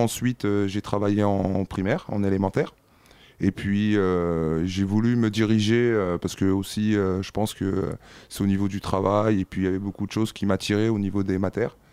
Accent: Bondy, Île-de-France, France; also born or lived in Bordeaux; j'ai fréquenté aussi les centres de loisirs étant plus jeune donc un peu plus au départ un peu sur Bordeaux et puis après sur Bondy

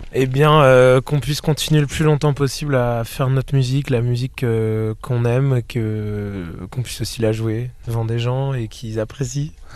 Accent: Rennes, Brittany, France; on vient de Rennes

